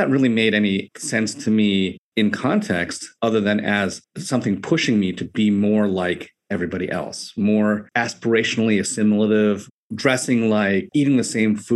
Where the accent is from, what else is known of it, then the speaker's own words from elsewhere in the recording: New York City, New York, United States; moved away as an adult; now in Los Angeles, United States; growing up in Staten Island in a largely white community and experiencing Asian Americanness